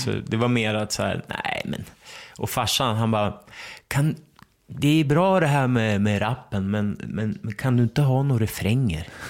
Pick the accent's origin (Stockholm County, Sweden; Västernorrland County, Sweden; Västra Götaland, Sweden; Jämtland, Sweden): Västernorrland County, Sweden; Ramsele; also born or lived in Örnsköldsvik; vi flyttade från Ramsele när jag gick i åttan